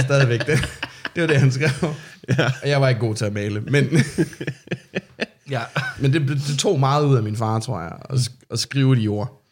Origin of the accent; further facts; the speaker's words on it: Sorø, Zealand, Denmark; jeg er fra Sorø